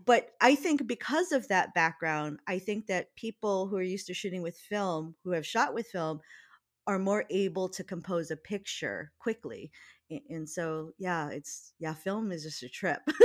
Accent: Hawaii, United States; we're from Hawaii

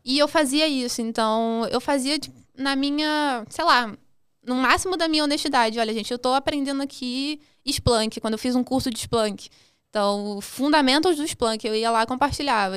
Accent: Duque de Caxias, Rio de Janeiro, Brazil; nasci em Caxias, na Baixada, no Rio de Janeiro

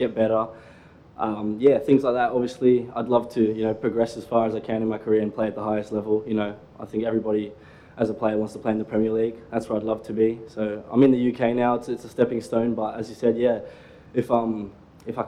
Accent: Australia; also born or lived in South Africa; I came over to Australia when I was 9 months, so pretty much one year old. And, yeah, I don't know any better. I'm Australian through and through

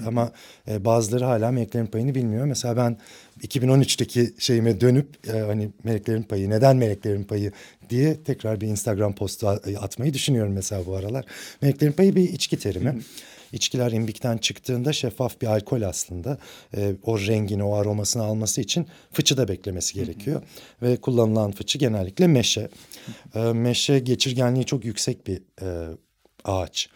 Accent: Ankara, Turkey; moved away as an adult; now in Istanbul, Turkey; Aslında Ankaralıyım. Bütün okul hayatım Ankara'da geçti

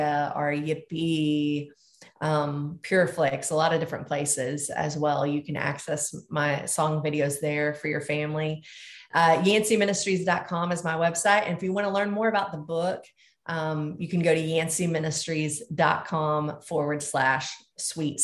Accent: the South, United States; moved away; I grew up in the South and grew up with something that was a treat to me called boiled peanuts

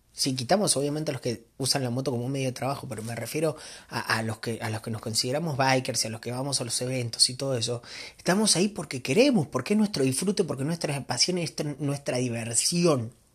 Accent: Argentina; moved away as an adult; now in Mexico; yo soy argentino, este, vivo acá en México hace 15 años

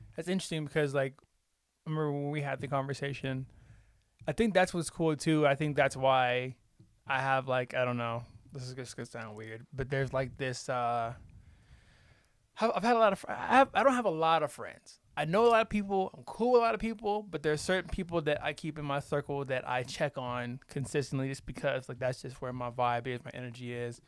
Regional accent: the South, United States; I'm from the South, so I, I just say Dakota

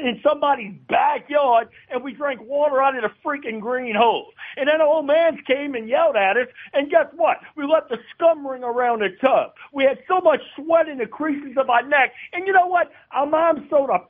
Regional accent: New Orleans, Louisiana, United States; born or raised there; also born or lived in Baton Rouge

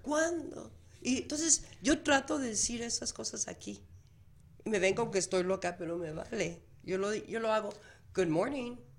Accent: Mexico; now in Phoenix, United States; soy una mexicana elaborando cocina mexicana

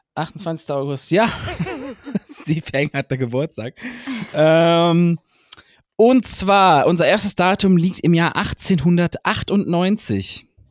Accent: Heinsberg area, North Rhine-Westphalia, Germany; Ich komme ja aus dem Heinsberger Raum

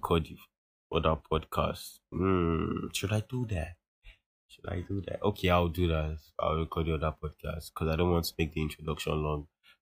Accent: Nigeria; us as Nigerian teens

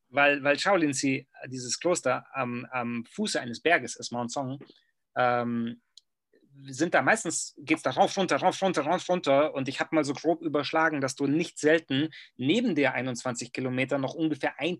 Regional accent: Germany; was in meinem Kopf abging als Deutscher, ähm, und noch dazu äh, mit diesem, mit diesem pseudo-studierten äh, Gehabe. Weißt du, wir Deutschen, wir sind ja manchmal, wir sind in der Fremde

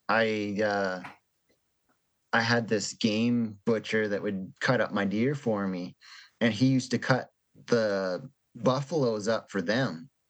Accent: Canada

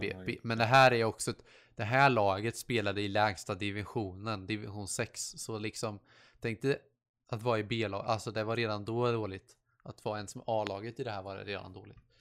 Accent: Sweden; born or raised there; first language Swedish

